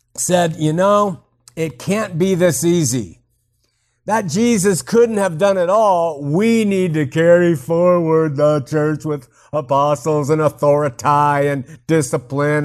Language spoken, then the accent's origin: English; Southern California, United States; I grew up in Southern California as a waspy SoCal kid